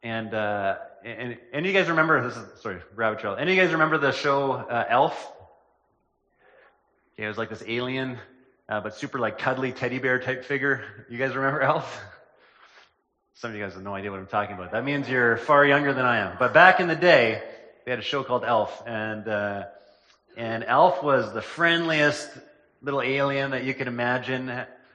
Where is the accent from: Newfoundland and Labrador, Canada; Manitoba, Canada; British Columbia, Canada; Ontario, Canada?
Manitoba, Canada; Killarney; also born or lived in Lena, Manitoba; I spent the latter part of my childhood in Killarney, Manitoba, which is a small town in southern Manitoba.